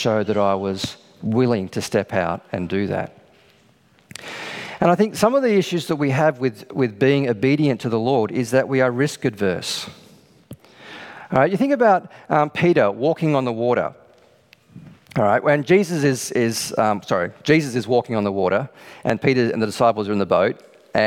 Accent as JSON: {"language": "English", "country": "Australia", "said": "we're Australian"}